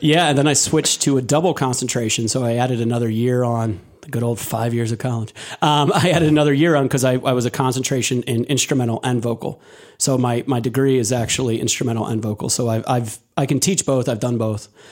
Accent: Delaware County, Pennsylvania, United States; also born or lived in Lancaster, Pennsylvania; I was originally from Delaware County

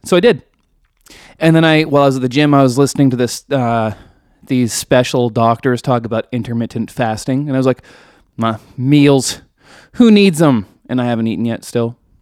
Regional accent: Canada; I'm Canadian

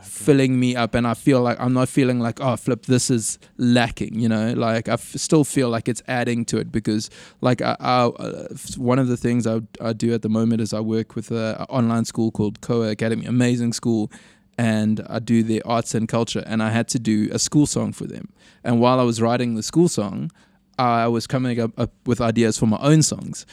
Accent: Durban, KwaZulu-Natal, South Africa; growing up in Durban

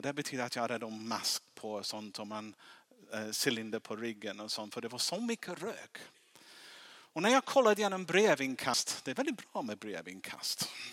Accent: England, United Kingdom; Swedish is a second language; now in Sweden; jag är engelsman, därför, därför jag låter lite konstigt

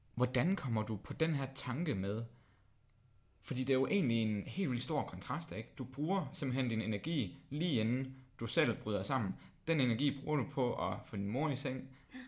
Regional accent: Sønderborg, Southern Denmark, Denmark; moved away; Jeg kommer selv fra Sønderbro

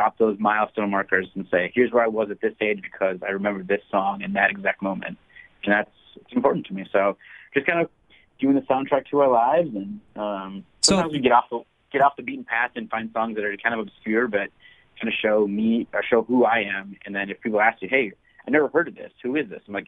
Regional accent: Mukwonago, Wisconsin, United States; I grew up in Maguanago, Wisconsin, which I'm sure no one has ever heard of. It's a small farm town

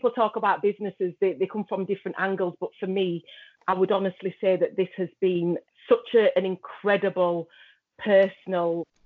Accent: Huddersfield, Yorkshire and the Humber, United Kingdom; I am a designer from Huddersfield, West Yorkshire

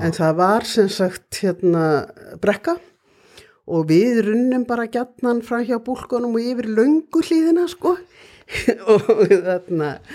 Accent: Reykjavík, Capital Region, Iceland; also born or lived in Ísafjörður / Akureyri; ég er alveg upp í Reykjavík

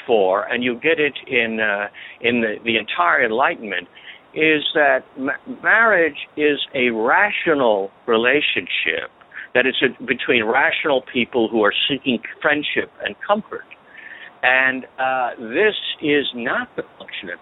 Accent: South Carolina, United States; the state where I grew up, I was not born there, but I grew up in South Carolina

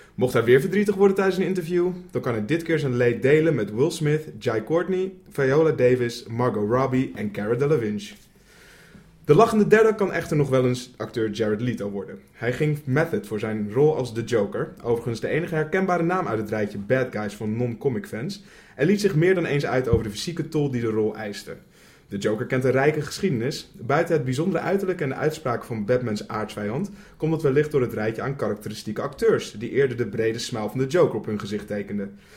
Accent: Netherlands; wij als Nederlanders

